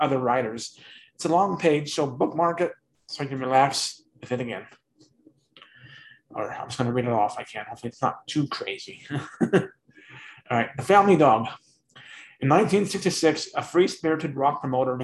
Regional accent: Denver, Colorado, United States; I'm from Denver. That's why, and I currently live in Denver still

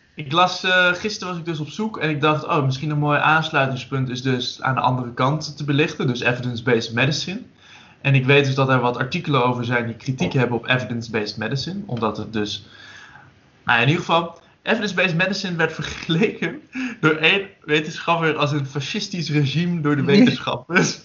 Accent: Drenthe, Netherlands; ik kom uit Drenthe

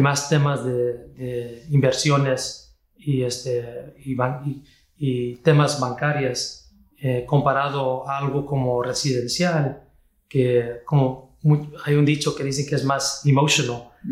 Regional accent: Kansas City, Missouri, United States; Yo nací aquí en la ciudad de Kansas City, Missouri, en los Estados Unidos

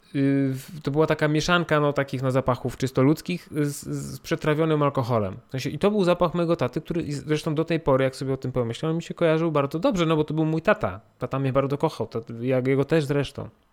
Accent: Poland; jestem Polakiem, mam, urodziłem się w Polsce, mam polski paszport

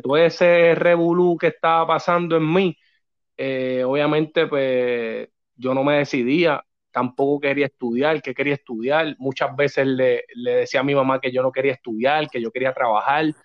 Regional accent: Corozal, Puerto Rico; also born or lived in New York; nací en Nueva York, soy como tú, de allá afuera. exacto. Eh, pero me crié toda mi vida en Dos Bocas, Barrio Dos Bocas uno en Corozal.

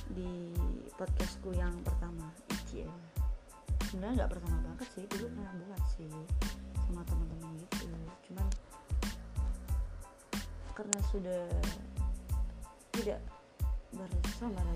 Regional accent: Surabaya, East Java, Indonesia; halo semuanya perkenalan dulu ya pertama-tama … dan aku dari Surabaya status masih mahasiswa semester 7

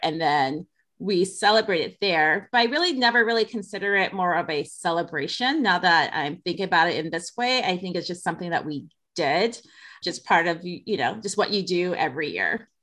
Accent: Detroit, Michigan, United States; growing up in Detroit

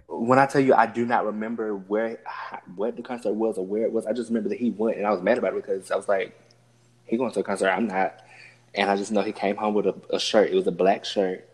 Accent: Alabama, United States; I'm from Alabama

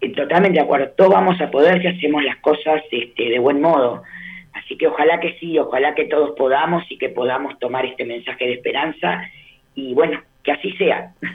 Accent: Uruguay; como uruguaya

